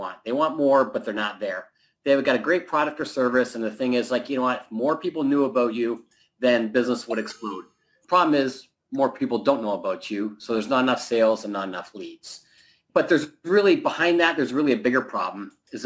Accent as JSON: {"language": "English", "country": "Canada", "moved": "yes", "lives_now": "Southern California, United States", "said": "I'm originally from Canada, but I live in Southern California now"}